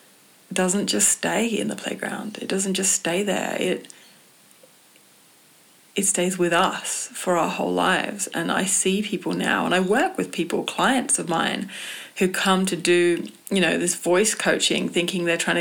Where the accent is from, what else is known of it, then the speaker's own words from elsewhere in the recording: England, United Kingdom; growing up in England